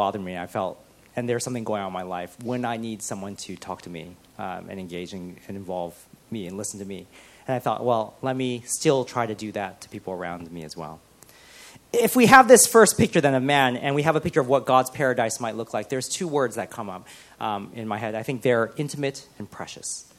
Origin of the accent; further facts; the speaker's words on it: United States; moved away as an adult; I am an immigrant because I have moved here and I'm from America